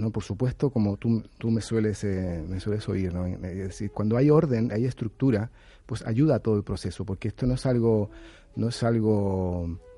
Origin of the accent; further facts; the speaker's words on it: Chile; Y a mí como chileno mental me ha